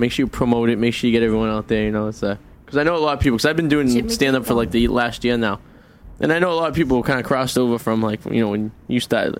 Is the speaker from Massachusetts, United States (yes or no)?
yes; Revere, Massachusetts, United States; I come from the city of Revere.